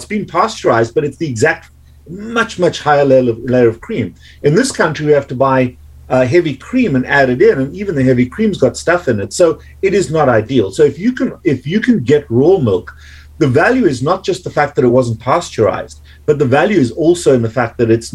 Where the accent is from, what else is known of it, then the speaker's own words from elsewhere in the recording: South Africa; now in United States; growing up in South Africa